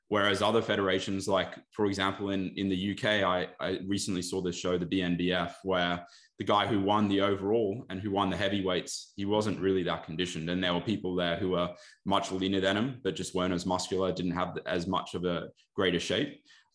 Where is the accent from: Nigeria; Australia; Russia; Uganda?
Australia; as Aussie athletes, where the primary federation is ICN